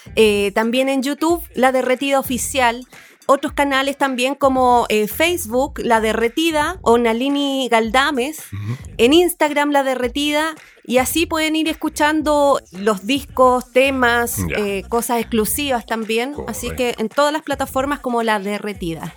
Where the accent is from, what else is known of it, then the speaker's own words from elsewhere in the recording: Valparaíso, Chile; como chilenos